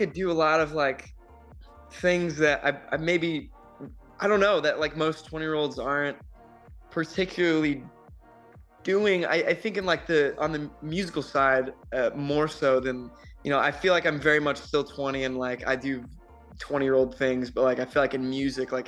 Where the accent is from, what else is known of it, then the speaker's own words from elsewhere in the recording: El Dorado Hills, California, United States; moved away as an adult; now in Nashville, United States; I grew up in this small town called El Dorado Hills in Sacramento County, which is in Sacramento, California